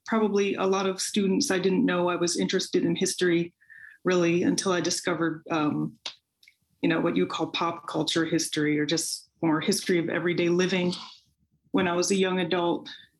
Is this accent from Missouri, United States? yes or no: no; Beltsville, Maryland, United States; I grew up in Beltsville in PG County, and I didn't really think of Maryland as the South.